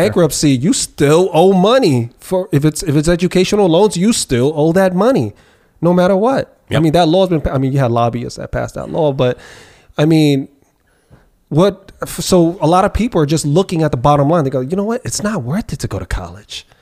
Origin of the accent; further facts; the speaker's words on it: New York City, New York, United States; I grew up in New York City